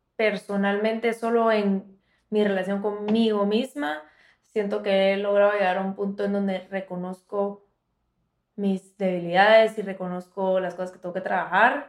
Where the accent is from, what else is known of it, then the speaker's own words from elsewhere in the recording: Guatemala; now in Miami, United States; soy de Guatemala, bueno, las dos somos de Guatemala